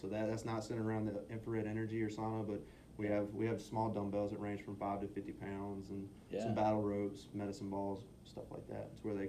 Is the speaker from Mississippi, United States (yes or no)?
yes; Mississippi, United States; moved away as an adult; now in San Antonio, United States; We're originally from Mississippi. We went back home to Mississippi for Christmas.